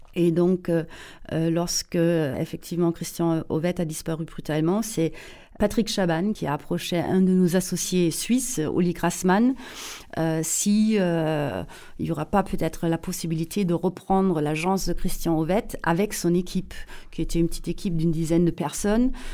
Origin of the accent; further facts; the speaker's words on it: Saarbrücken, Saarland, Germany; accent: German; French is a second language; moved away as an adult; also born or lived in Paris; je suis allemande, mais allemande euh, née près de la frontière franco-allemande, à Saarbrücken. Euh, la frontière avec la France était à 800 mètres euh, de notre maison familiale.